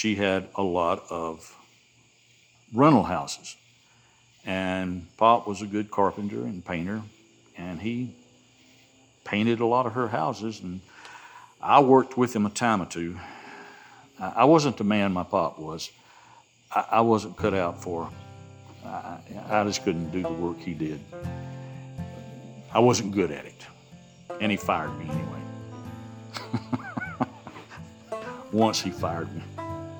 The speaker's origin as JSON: {"language": "English", "town": "Rome", "region": "Georgia", "country": "United States", "accent": "Southern", "said": "Asked me where I was from, and I said, Rome, Georgia."}